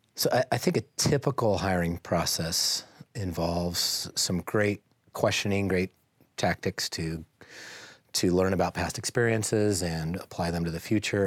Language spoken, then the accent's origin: English; Boise, Idaho, United States; I grew up in Boise, um, went to Boise High School, go Braves